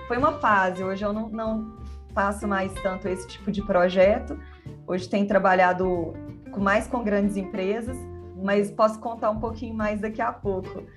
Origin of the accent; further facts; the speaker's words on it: Belo Horizonte, Minas Gerais, Brazil; Eu sou de Belo Horizonte